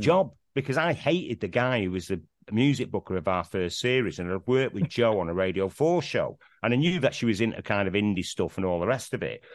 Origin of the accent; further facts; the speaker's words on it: Manchester, North West England, United Kingdom; accent: Mancunian; growing up in Manchester